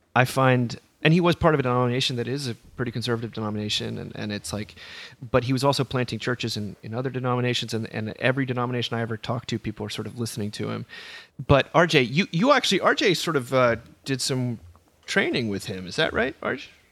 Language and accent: English; Northeast, United States; I was raised in the Northeast